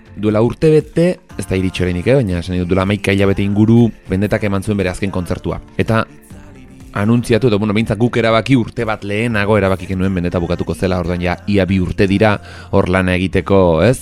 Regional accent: Arbizu, Navarre, Spain; ni arbizuarra naiz

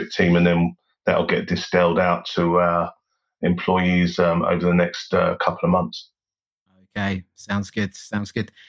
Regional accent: London, United Kingdom; born there; I was born in London. Um, I was born in West London, actually, at uh, St Mary's Hospital in Paddington, which is a, a fairly well known uh, hospital.

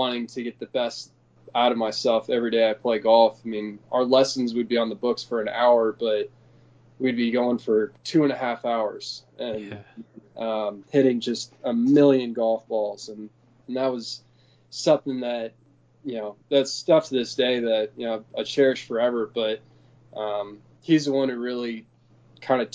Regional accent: Dallas, Texas, United States; also born or lived in San Francisco, California; the club that I grew up at in Dallas called Bent Tree

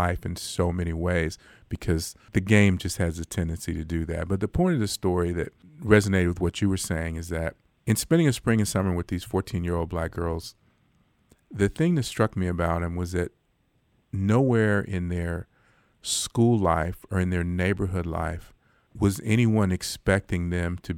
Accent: Los Angeles, California, United States; now in Fort Worth, United States; I'm from South Central Los Angeles. I grew up 83rd and Hoover, which is, kind of the core of what South

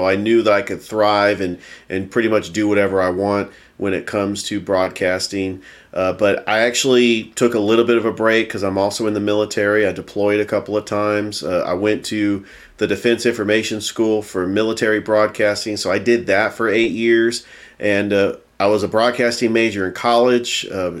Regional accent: San Francisco Bay Area, California, United States; born or raised there; now in Columbus, United States

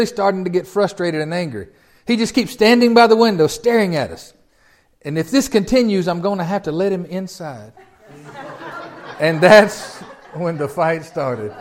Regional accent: Tennessee, United States; I'm from Tennessee.

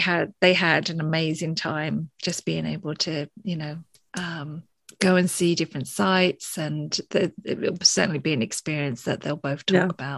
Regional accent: England, United Kingdom; moved away; I'm from England and we go back quite regularly

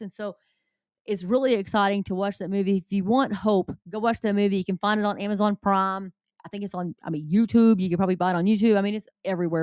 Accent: the South, Southern United States, United States; accent: southern; my southern accent

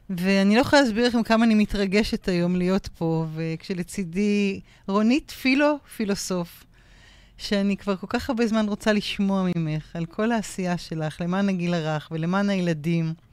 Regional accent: Tel Aviv, Tel Aviv District, Israel; also born or lived in Jaffa; כן, אני תל אביבית מאז ומעולם. אה, את אה, שנות הילדות שלי העברתי, אם אפשר לקרוא לזה, כן, העברתי במקום שקוראים לו רמת החייל, mm-hmm.

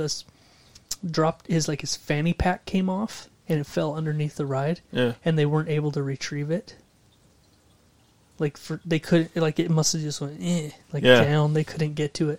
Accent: Florida, United States; moved away; When I was a kid, dude, when I grew up in Florida for a while

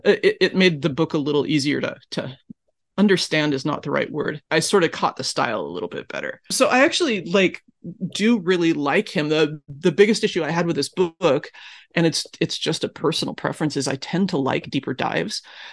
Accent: rural Oregon, United States; I'm an American from rural Oregon.

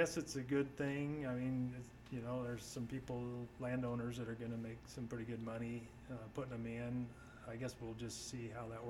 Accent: Oregon, United States; also born or lived in Idaho; now in Fort Rock, United States; I was from Oregon

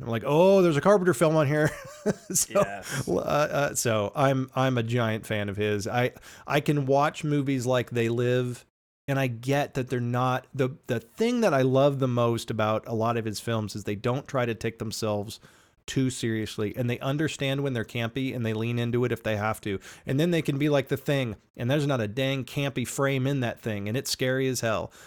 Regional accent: United States; My my hometown theater closed and it may never reopen, and I'm I'm gonna have to drive into Kansas City to go to a movie

